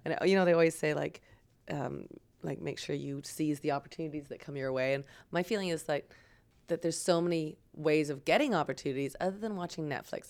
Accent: Waterloo, Ontario, Canada; also born or lived in Vancouver / Toronto; I grew up in Waterloo.

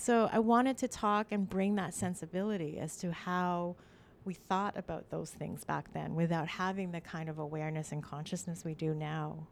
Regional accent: Toronto, Ontario, Canada; English is a second language; also born or lived in Ottawa; now in Toronto, Canada; I was from Scarborough

